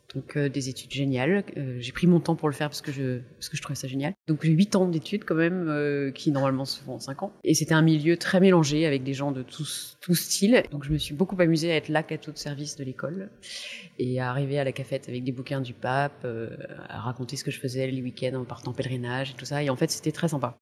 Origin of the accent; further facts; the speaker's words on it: Soissons, Hauts-de-France, France; moved away; also born or lived in Tours; je suis née dans, l'Aisne, à Soissons, dans une famille euh, chrétienne